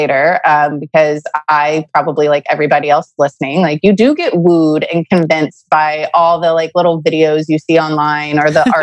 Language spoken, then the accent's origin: English; Beaumont, Texas, United States; Beaumont, Texas, which is my hometown